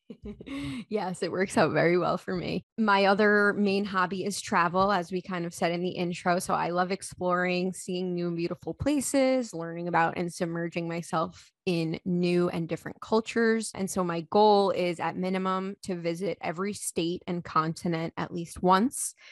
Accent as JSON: {"language": "English", "area": "Long Island", "region": "New York", "country": "United States", "tie": "born or raised there", "also_born_or_lived": "Alexandria, Virginia / Carlsbad, California", "moved": "as an adult", "lives_now": "Saint Robert, United States", "said": "I was born and raised on Long Island in New York, where I lived for about twenty-seven years"}